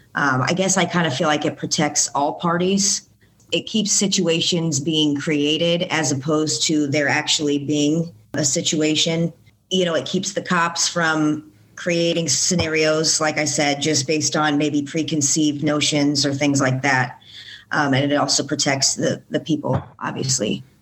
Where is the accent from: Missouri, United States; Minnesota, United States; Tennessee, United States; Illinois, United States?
Illinois, United States; Bloomington; also born or lived in Decatur, Illinois; I was born in Decatur, Illinois, but I've been raised in Bloomington for the majority of my life